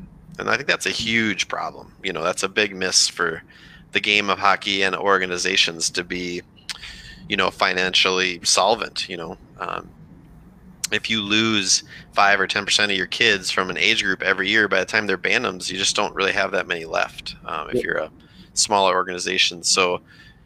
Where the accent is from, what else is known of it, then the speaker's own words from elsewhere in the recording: Rochester, Minnesota, United States; growing up in Rochester, Minnesota